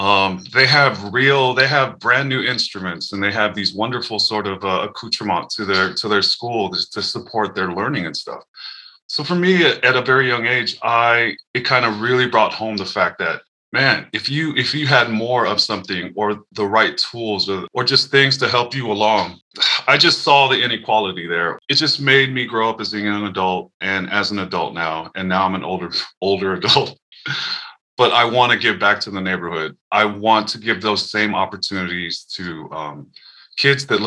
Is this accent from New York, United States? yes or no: no; Daly City, California, United States; now in Seattle, United States; I grew up in Daly City, California, which is like a smaller town in South San Francisco